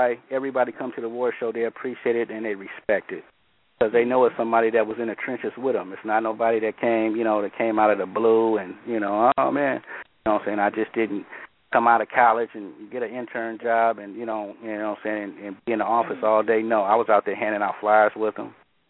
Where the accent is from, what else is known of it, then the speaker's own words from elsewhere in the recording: Oakland, California, United States; also born or lived in the East (born); growing up in Oakland, that's all you're surrounded by Black Panthers